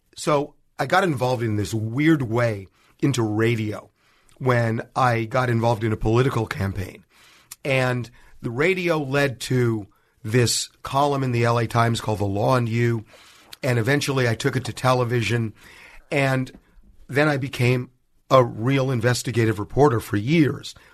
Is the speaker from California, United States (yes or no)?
yes; Los Angeles, California, United States